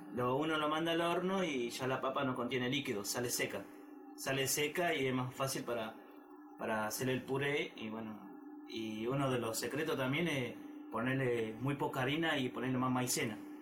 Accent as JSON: {"language": "Spanish", "region": "Salta", "country": "Argentina", "said": "yo soy de Salta Capital"}